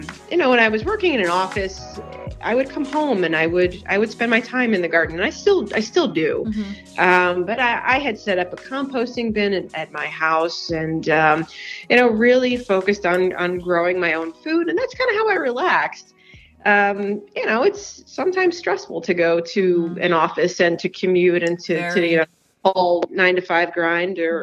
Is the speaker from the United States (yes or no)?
yes; New Jersey, United States; moved away as an adult; also born or lived in Bergen County, New Jersey / Southern California; now in Yardley, United States; born up in North Jersey in Bergen County, and I guess depending on who you, what Jerseyite or Jerseyan you talk to, I grew up in Central Jersey